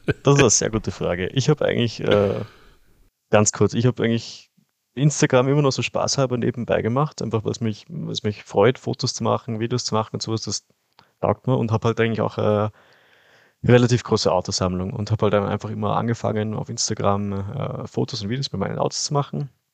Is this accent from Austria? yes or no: yes; Kitzbühel, Tyrol, Austria; ich komme ja aus Österreich, also aus Kitzbühel